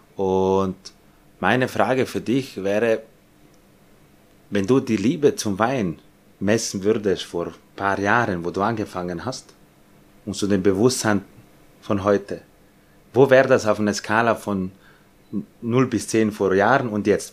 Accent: Austria; bei uns in Österreich

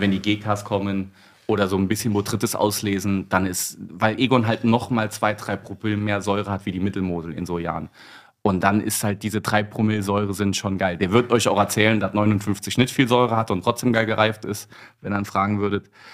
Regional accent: Piesport, Rhineland-Palatinate, Germany; bei uns in Peaceport

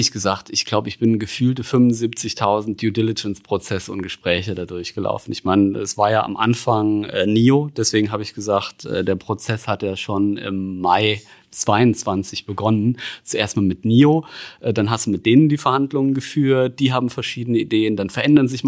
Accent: Saarland, Germany; Da, ich bin da durch die Stadt gelaufen und sehe da irgendwo als Saarländer Saarbrücker Platz.

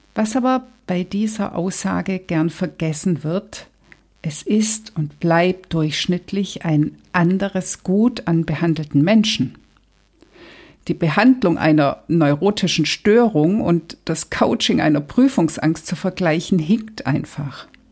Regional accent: Germany; Hier bei uns in Deutschland

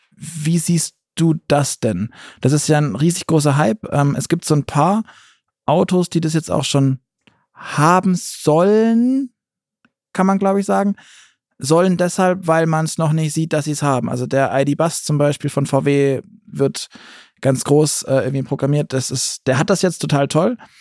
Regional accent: Southern Germany, Germany; jetzt komme ich aus dem Süden

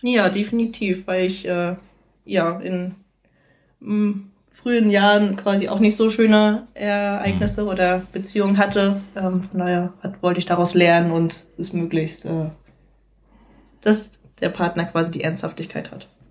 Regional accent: Rostock, Mecklenburg-Vorpommern, Germany; moved away as an adult; now in Neustadt in Holstein, Germany; Ich komme eigentlich ursprünglich aus Rostock.

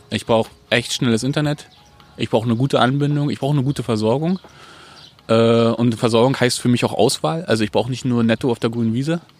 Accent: Frankfurt, Hesse, Germany; accent: Frankfurt; Aber ich kann so hart ins Frankfurterische äh, runterbrechen, dass man nicht merkt, dass ich hier weg gewese

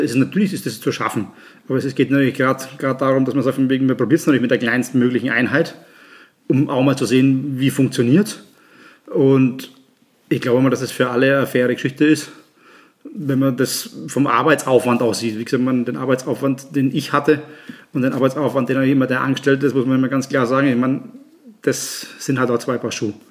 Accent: Nuremberg, Bavaria, Germany; moved away as an adult; now in Graz, Austria; gebürtig aus Nürnberg, seit 2006 in Österreich

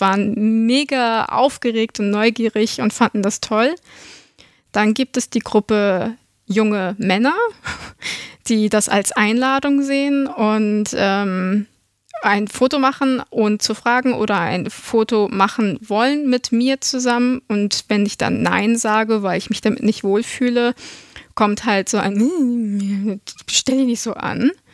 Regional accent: Germany; wir sind alle aus Deutschland

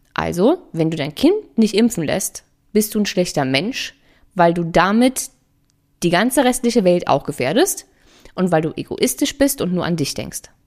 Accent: Germany

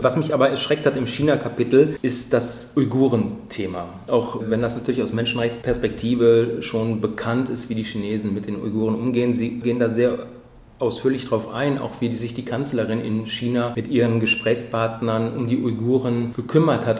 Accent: Germany; als Deutsche

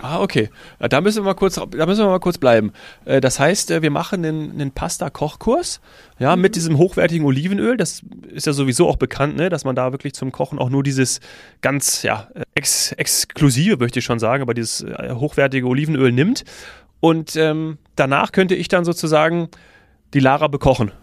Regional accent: Munich, Bavaria, Germany; als Münchner

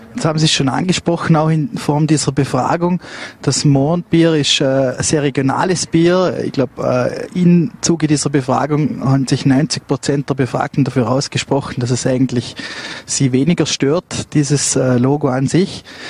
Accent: Vorarlberg, Austria; als Vorarlberger

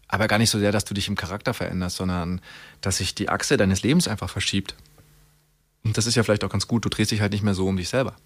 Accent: Germany; wir als Deutsche

